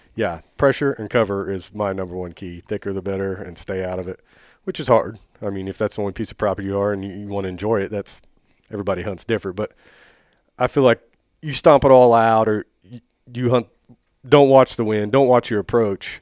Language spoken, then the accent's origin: English; Oak Grove, Missouri, United States; I grew up in Oak Grove